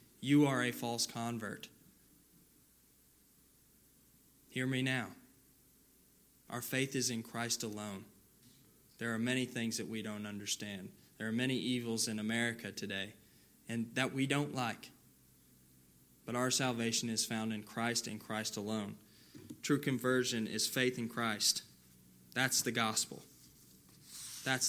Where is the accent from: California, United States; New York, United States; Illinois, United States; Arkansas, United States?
California, United States; moved away; Back in my hometown where I grew up in California